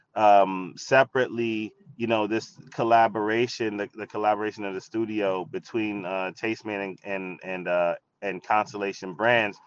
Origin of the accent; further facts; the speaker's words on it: New York City, New York, United States; I grew up in the Bronx, New York, surrounded by hip hop